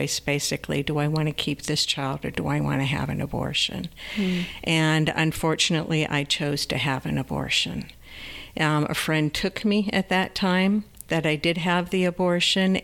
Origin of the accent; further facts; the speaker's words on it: New York, United States; I was born in New York State